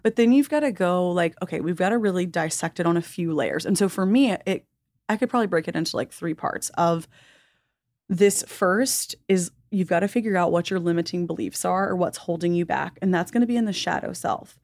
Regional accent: the South, United States; growing up in the South

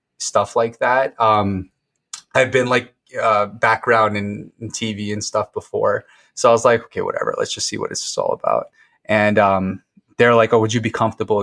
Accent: Fort Lauderdale, Florida, United States; moved away as an adult; now in Chicago, United States; I live in Chicago, but I'm from Fort Lauderdale, Florida. Lived there most of my life. Moved to Chicago 5 years ago last month

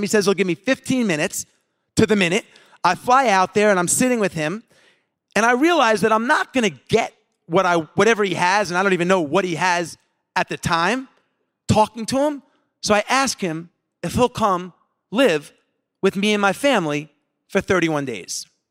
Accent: Long Island, New York, United States; growing up in Long Island

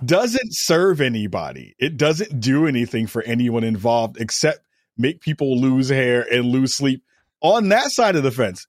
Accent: New York, United States; as a New Yorker

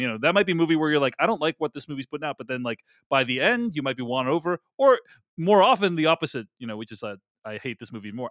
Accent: Boston, Massachusetts, United States; my hometown of Boston

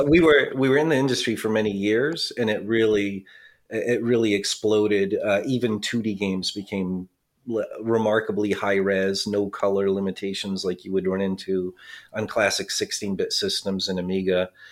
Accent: Providence, Rhode Island, United States; I grew up in Providence, Rhode Island

